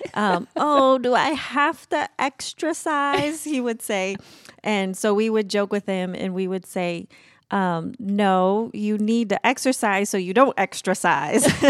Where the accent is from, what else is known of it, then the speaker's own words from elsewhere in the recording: Brazil; moved away as an adult; my life growing up in Brazil